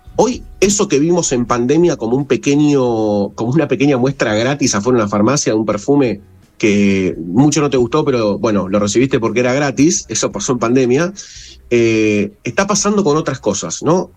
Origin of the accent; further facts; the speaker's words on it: Argentina; nosotros como argentinos